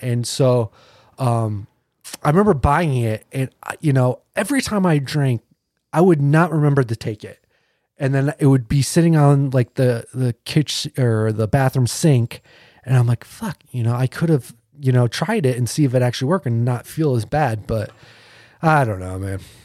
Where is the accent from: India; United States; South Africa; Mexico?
United States; Naples, New York; I grew up in Naples all my life